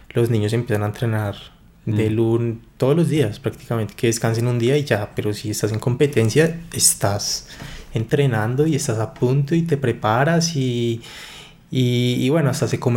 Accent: Bogotá, Colombia; also born or lived in Medellín; yo me crié acá en Bogotá.

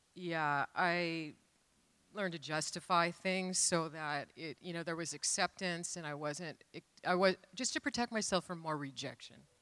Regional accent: Renton, Washington, United States; I grew up in Renton

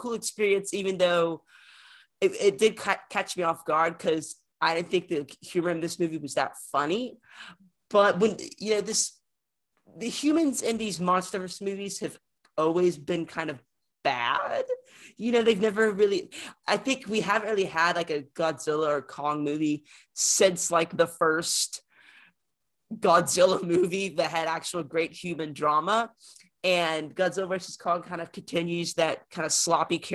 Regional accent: Arkansas, United States; I'm from Arkansas

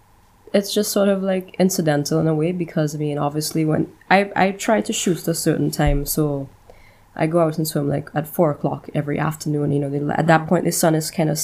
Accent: St. Vincent & Grenadines; also born or lived in Trinidad and Tobago / St. Lucia; I was born in Trinidad and Tobago, but my family is Vincentian, so I actually grew up in St. Vincent and the Grenadines. Pretty much spent my entire life there. Worked for some time in St. Lucia, but I've spent my entire life living and working in the Caribbean.

